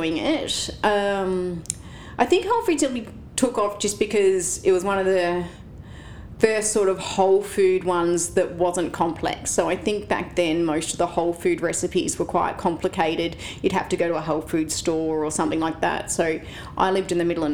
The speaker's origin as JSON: {"language": "English", "town": "Penshurst", "region": "Victoria", "country": "Australia", "tie": "born or raised there", "said": "I grew up in Penzurst, between Hamilton and Warrnambool."}